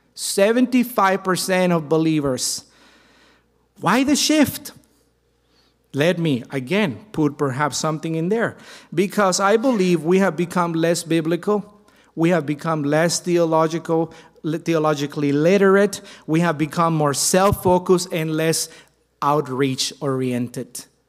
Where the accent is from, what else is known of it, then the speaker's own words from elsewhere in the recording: Mexico; my home country of Mexico